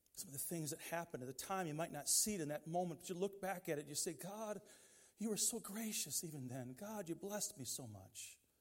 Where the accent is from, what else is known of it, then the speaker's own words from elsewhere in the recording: Detroit, Michigan, United States; Growing up in Detroit, we didn't have a lot of choices in that environment where we were